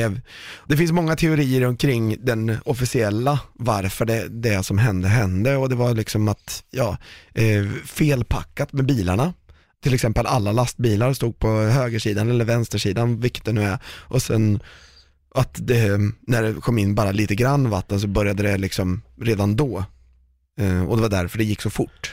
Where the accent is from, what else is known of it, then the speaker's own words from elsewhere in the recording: Sweden; vi är ett ganska litet land